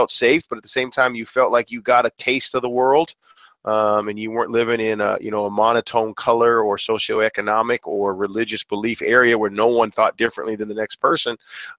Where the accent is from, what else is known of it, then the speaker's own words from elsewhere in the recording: Billings, Montana, United States; I would never trade growing up in Billings, Montana. It was awesome. But at the same time, I'm glad we did have a father from another country, and we did have a mom, a cowgirl that was from a bunch of different states